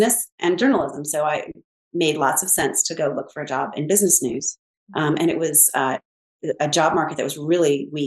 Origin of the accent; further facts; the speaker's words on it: Pasadena, California, United States; I grew up in Pasadena, California